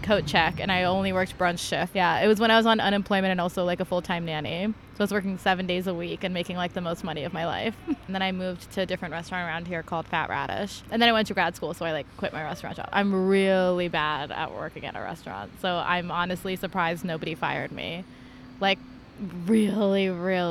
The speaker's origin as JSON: {"language": "English", "region": "New Jersey", "country": "United States", "tie": "born or raised there", "moved": "yes", "lives_now": "New York, United States", "said": "I grew up in Jersey, New Jersey"}